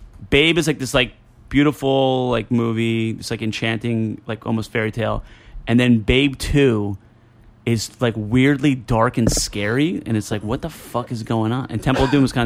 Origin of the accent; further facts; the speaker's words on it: New Jersey, United States; I'm from Jersey.